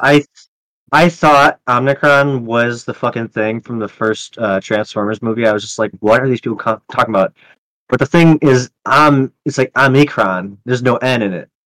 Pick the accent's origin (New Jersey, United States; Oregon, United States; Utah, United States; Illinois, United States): Illinois, United States; Chicago; I'm from Chicago. I was in Cook County